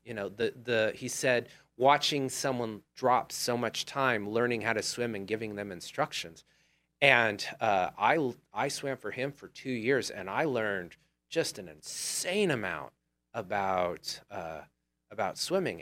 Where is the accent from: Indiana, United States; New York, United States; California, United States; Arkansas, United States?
California, United States; I grew up on Old Humboldt